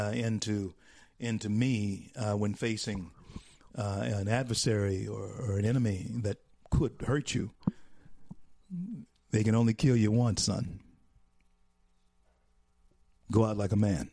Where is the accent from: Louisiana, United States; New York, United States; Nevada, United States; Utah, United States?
Louisiana, United States; Shreveport; my hometown